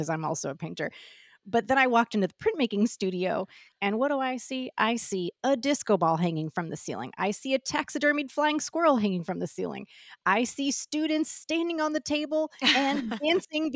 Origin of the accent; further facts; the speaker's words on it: St. Louis, Missouri, United States; moved away as an adult; now in Los Angeles, United States; I'm from St. Louis, Missouri